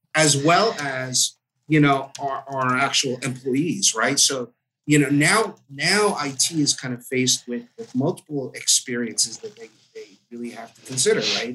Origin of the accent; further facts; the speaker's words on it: New Jersey, United States; I grew up in Jersey